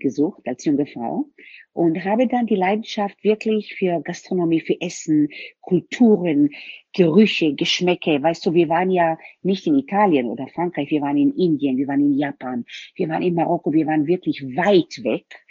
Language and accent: German; Tel Aviv, Tel Aviv District, Israel; also born or lived in Germany; now in Vienna, Austria; Ich bin in Tel Aviv aufgewachsen. Meine Eltern sind dann nach Deutschland übersiedelt.